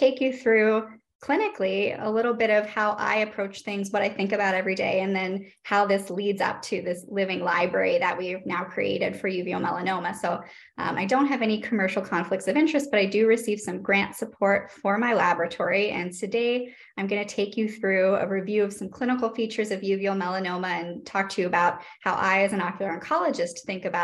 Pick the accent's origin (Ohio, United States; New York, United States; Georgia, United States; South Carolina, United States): Ohio, United States; Northeast; moved away; I'm originally from Northeast Ohio